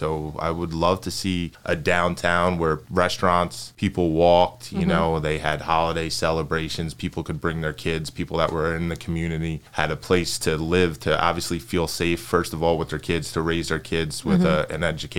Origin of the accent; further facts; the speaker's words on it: Toms River, New Jersey, United States; also born or lived in Lawrenceville, New Jersey; I grew up in Tom's River, and I went to school at the college in New Jersey, and Trenton always felt like home.